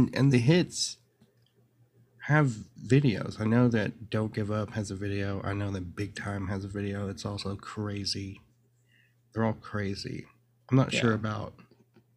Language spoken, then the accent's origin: English; Searcy, Arkansas, United States; now in Austin, United States; I grew up in a small town in Arkansas, Searcy, Arkansas